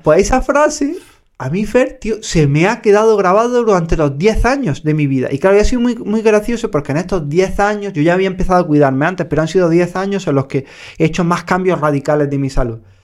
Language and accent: Spanish; Andalusia, Spain; como buen andaluz